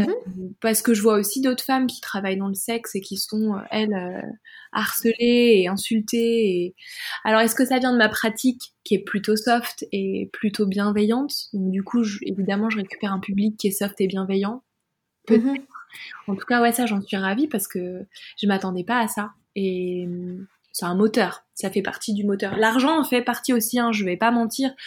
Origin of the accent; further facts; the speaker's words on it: France; je suis française